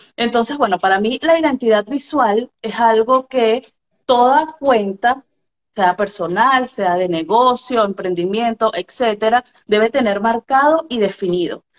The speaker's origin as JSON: {"language": "Spanish", "country": "Venezuela", "said": "soy venezolana, periodista venezolana."}